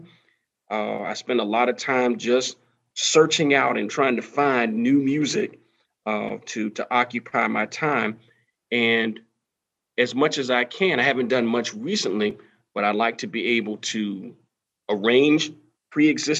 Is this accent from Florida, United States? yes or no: yes; Florida, United States; moved away as an adult; now in Georgia, United States; I've taught the majority of the time here in the state of Georgia, but I'm originally from Florida